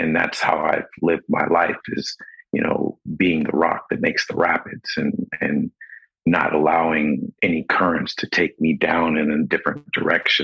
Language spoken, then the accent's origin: English; Los Angeles, California, United States; also born or lived in San Diego; I was born in San Diego and then grew up in Los Angeles.